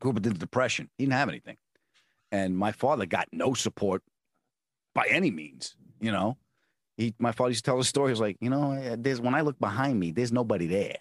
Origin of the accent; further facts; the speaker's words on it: Long Island, New York, United States; moved away; also born or lived in California; I grew up on Long Island